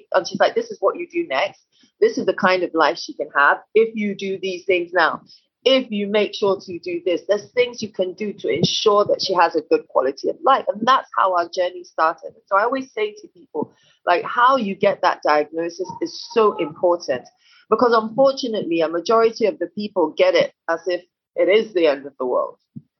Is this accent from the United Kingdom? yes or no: yes; United Kingdom; And then when we passed through England, because I'm also British, and passed through there just to get her paperwork done and everything.